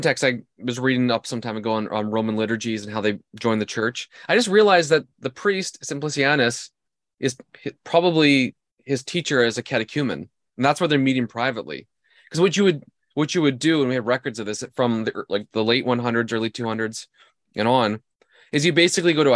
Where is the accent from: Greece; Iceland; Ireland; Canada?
Canada; I'm Canadian